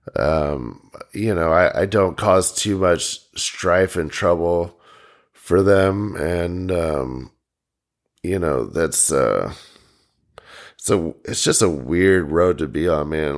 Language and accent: English; United States; We're all just from the Quad Cities